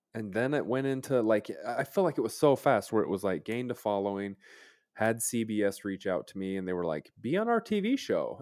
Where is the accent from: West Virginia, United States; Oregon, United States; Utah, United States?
Utah, United States